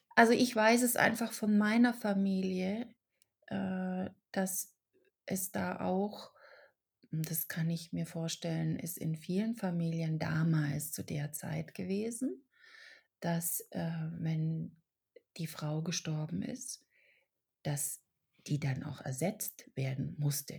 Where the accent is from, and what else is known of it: Germany; born or raised there; also born or lived in Czech Republic